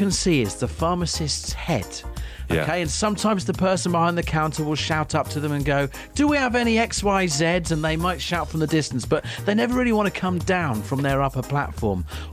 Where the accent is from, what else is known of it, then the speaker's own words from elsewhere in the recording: Ware, East of England, United Kingdom; here in my hometown of Ware